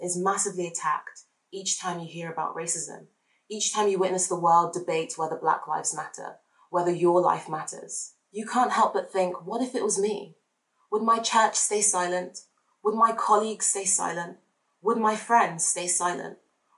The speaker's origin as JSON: {"language": "English", "area": "Devon", "region": "South West England", "country": "United Kingdom", "tie": "born or raised there", "also_born_or_lived": "Nigeria", "said": "I was raised in Devon by white British guardians"}